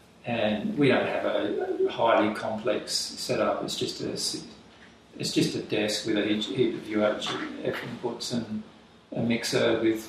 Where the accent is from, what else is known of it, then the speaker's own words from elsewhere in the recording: Loxton, South Australia, Australia; moved away; I was born in South Australia, in the river, on the River Murray.